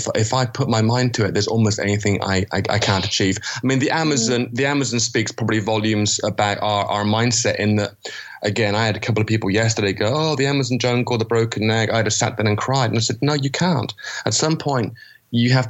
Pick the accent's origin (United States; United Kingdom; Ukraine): United Kingdom; England; moved away; I'm English.